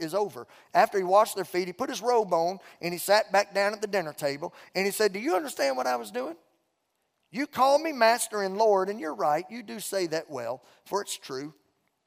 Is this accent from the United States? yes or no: yes; Beauregard Parish, Louisiana, United States; moved away; I'm from Louisiana. Mom and Dad raised me and my sister in Beauregard Parish, Louisiana